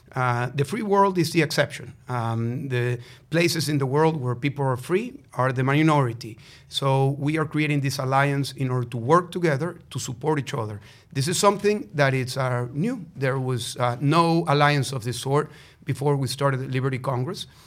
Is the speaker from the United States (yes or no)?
no; Venezuela; moved away; Venezuela, my home country